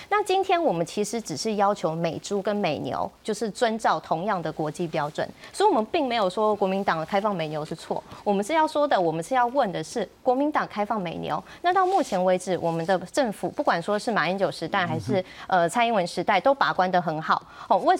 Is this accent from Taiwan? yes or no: yes; Taiwan; 以前哈我们台湾人每年消费零点八公斤的呃。